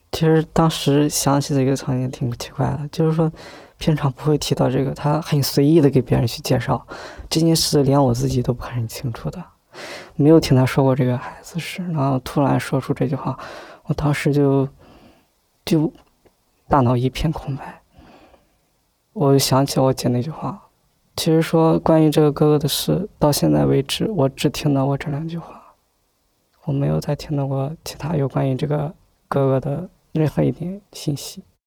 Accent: Shandong, China; 我是来自山东一个很平困的一个小县城里

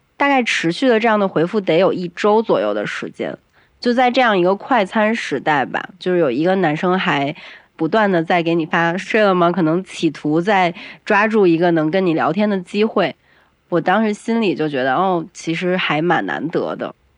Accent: Beijing, China; 因为我是北京人嘛

